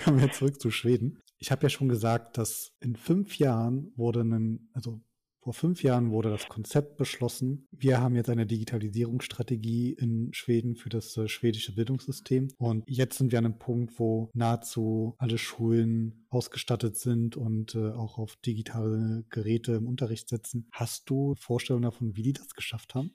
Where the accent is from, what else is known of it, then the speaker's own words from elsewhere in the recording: Germany; wir als Deutsche